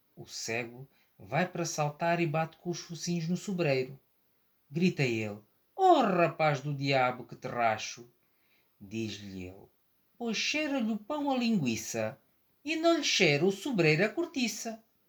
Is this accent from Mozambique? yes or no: yes; Maputo, Maputo City, Mozambique; nasci em Moçambique, em Lourenço Marques, atual Maputo.